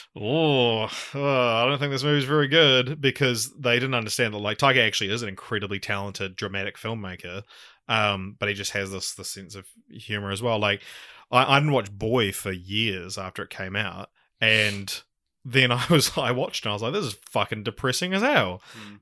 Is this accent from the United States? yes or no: no; New Zealand; accent: Kiwi; my Kiwi accent